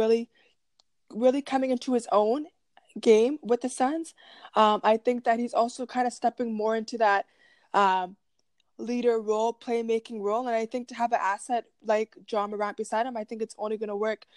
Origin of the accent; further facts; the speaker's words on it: Canada; as a Canadian